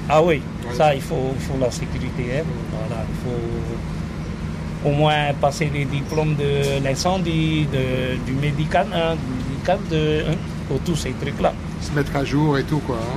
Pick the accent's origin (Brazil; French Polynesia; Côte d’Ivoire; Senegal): French Polynesia; Windward Islands; Tu es originaire d'où euh, de, d'ici, même, Tahiti.